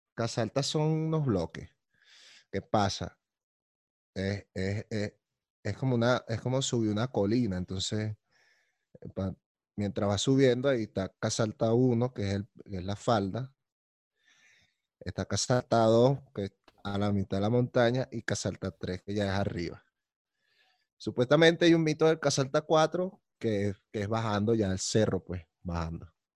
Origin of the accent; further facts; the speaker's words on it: Caracas, Capital District, Venezuela; yo soy muy caraqueño también